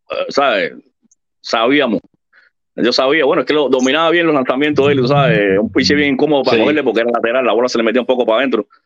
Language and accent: Spanish; Santa Clara, Villa Clara, Cuba; yo soy de Villa Clara, yo, yo fui, {S5} a {S15} fui, muchos juegos, soy de Santa Clara, ahí de, la Vigía